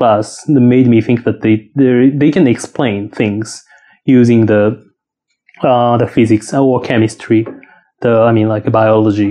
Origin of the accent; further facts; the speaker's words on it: Kagawa, Japan; accent: Shikoku; English is a second language; moved away as an adult; also born or lived in Saitama Prefecture / United States; So I was born in Kagawa Prefecture in the Shikoku Island in Japan. And I was grown up there.